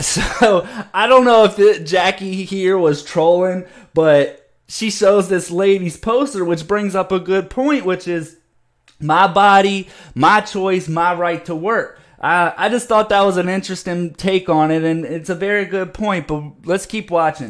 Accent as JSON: {"language": "English", "region": "Virginia", "country": "United States", "tie": "born or raised there", "said": "here in my home state in Virginia"}